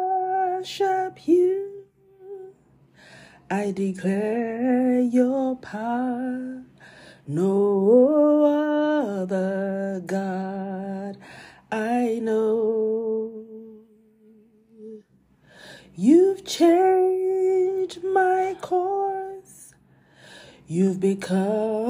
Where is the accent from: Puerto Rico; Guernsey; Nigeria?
Nigeria; as a Christian and as a Nigerian. And as a Nigerian Christian.